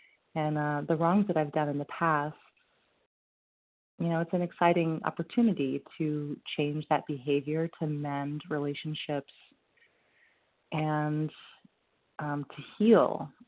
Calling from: Vermont, United States; I'm calling from Vermont.

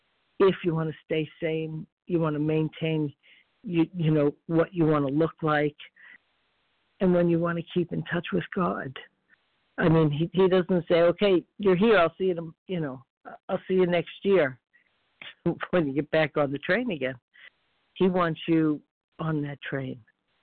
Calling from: Florida, United States

